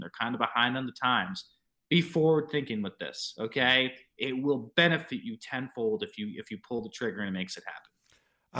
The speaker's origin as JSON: {"language": "English", "region": "New York", "country": "United States", "tie": "born or raised there"}